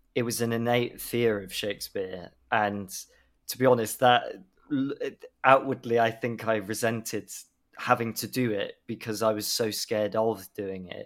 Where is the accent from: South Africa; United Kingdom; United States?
United Kingdom; Swindon, South West England; I grew up in Swindon